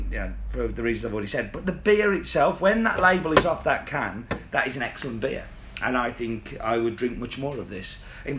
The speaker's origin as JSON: {"language": "English", "country": "Canada", "said": "Well, I'm from Canuck, so I started drinking around about the late 70s, as I was born in 73."}